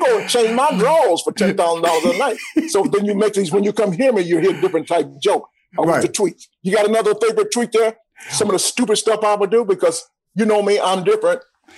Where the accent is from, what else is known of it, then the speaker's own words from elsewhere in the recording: Atlanta, Georgia, United States; But Rashawn, you may not know this, but I'm born and raised in Atlanta. We were so poor that we couldn't listen to we could only listen to ….